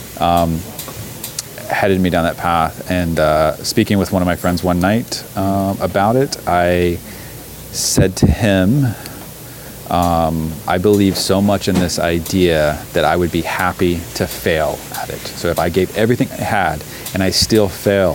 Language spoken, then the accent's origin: English; Alabama, United States; also born or lived in Montgomery, Alabama / Huntsville, Alabama; my growing up in Alabama